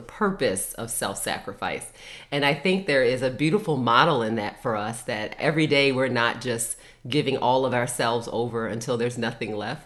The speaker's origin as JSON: {"language": "English", "town": "Baltimore", "region": "Maryland", "country": "United States", "tie": "born or raised there", "said": "I'm originally from Baltimore, Maryland. That's where my mom and my dad and my and my grandma uh, currently live, and that is where I was born and raised and educated"}